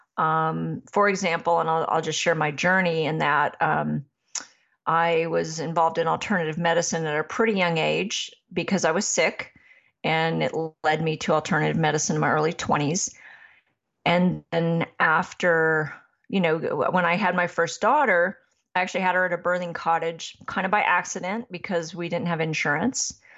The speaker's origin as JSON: {"language": "English", "region": "Massachusetts", "country": "United States", "tie": "born or raised there", "said": "I was raised in Massachusetts"}